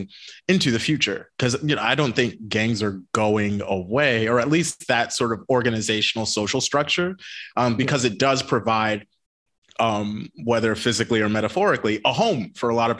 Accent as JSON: {"language": "English", "region": "Connecticut", "country": "United States", "tie": "born or raised there", "also_born_or_lived": "Massachusetts", "said": "I was born in Massachusetts, but we moved to Connecticut when I was just a little kid."}